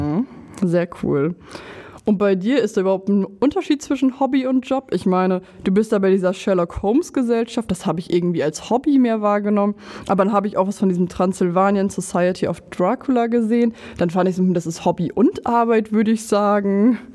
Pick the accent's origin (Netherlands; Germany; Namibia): Germany; Lower Saxony; ich komme aus Niedersachsen